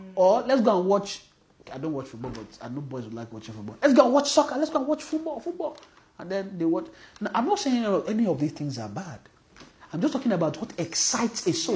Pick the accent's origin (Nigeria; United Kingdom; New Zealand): Nigeria; especially if we are from Nigeria